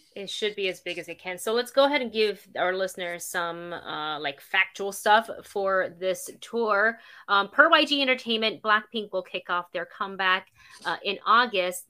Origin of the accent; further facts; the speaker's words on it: Florida, United States; as a Floridian